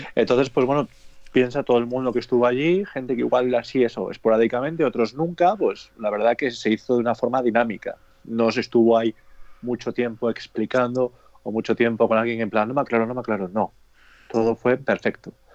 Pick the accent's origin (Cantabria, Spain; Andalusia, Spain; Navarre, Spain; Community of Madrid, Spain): Cantabria, Spain; somos de aquí, de Cantabria